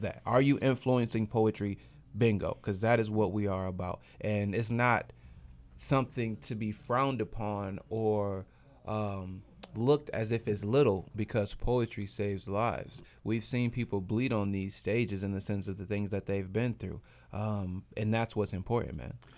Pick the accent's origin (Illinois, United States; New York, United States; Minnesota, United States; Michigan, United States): Michigan, United States; Grand Rapids; Grand Rapids, Michigan, my hometown